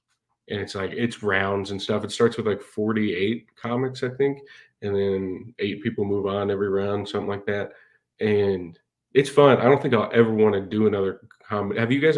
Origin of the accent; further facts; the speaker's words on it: London, United Kingdom; moved away as an adult; I'm originally from London, but I picked this one up when I was in college.